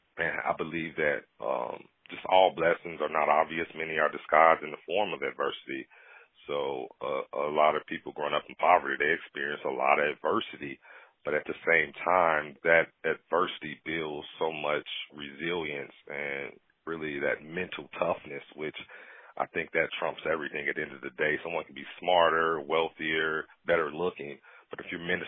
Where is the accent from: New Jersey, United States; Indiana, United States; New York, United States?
Indiana, United States; Gary; growing up in Gary, growing up poor or fatherless